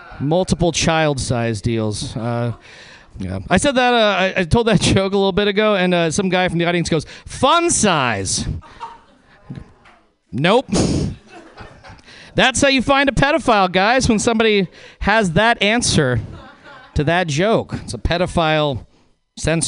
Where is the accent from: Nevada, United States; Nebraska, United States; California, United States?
Nevada, United States; Reno; moved away; I'm originally from Reno, Nevada